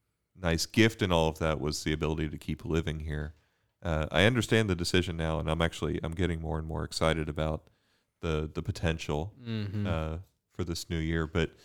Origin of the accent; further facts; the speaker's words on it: Bermuda; now in United States; I came from Bermuda to study physics at UD, had my conversion there.